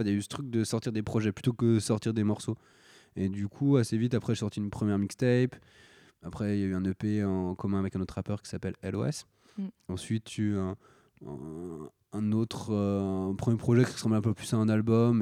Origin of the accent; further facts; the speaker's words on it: Paris, Île-de-France, France; j'ai grandi euh, à, Paris principalement. À Paris, un peu en banlieue, je fais des, petits allers-retours, mais en gros, voilà, en, région parisienne.